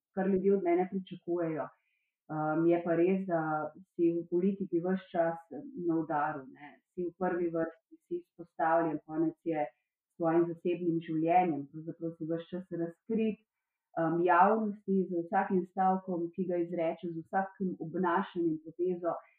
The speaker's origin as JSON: {"language": "Slovenian", "country": "Slovenia", "said": "sem iz Slovenije"}